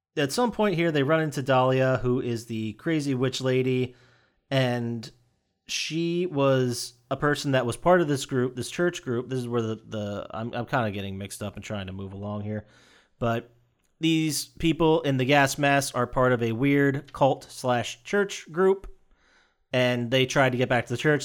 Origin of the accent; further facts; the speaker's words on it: Pennsylvania, United States; my home state of Pennsylvania, or as we call it, P fucking